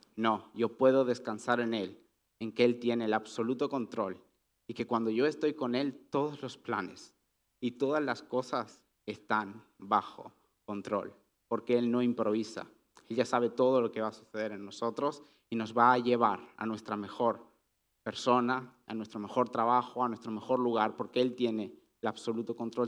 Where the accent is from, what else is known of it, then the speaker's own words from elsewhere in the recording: Catalonia, Spain; Que yo hable catalán es normal porque soy de Cataluña, desde pequeño yo crecí aprendiendo catalán.